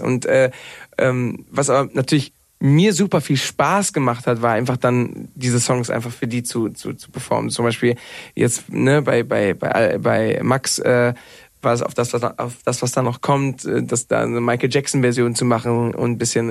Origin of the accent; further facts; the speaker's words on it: Mallorca, Balearic Islands, Spain; moved away as an adult; also born or lived in Cologne; now in Berlin, Germany; ich bin ja auf Mallorca groß geworden, habe 20 Jahre, Jahre da gelebt